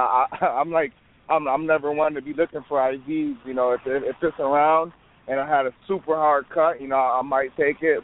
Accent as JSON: {"language": "English", "town": "Rochester", "region": "New York", "country": "United States", "tie": "born or raised there", "said": "my hometown, Rochester."}